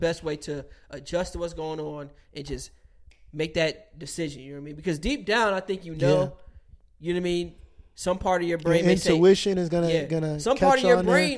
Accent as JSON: {"language": "English", "country": "United States", "said": "as an American citizen"}